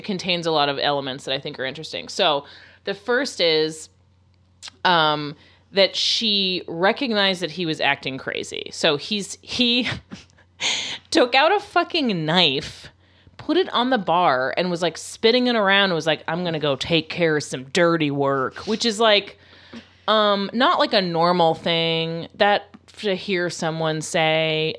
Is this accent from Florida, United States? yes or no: yes; Florida, United States; I'm from Florida.